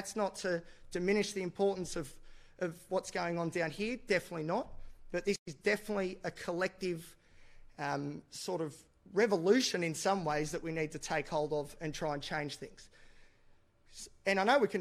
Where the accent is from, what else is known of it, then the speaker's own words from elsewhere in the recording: Newcastle, New South Wales, Australia; I'm from Newcastle, which is the best place in the world.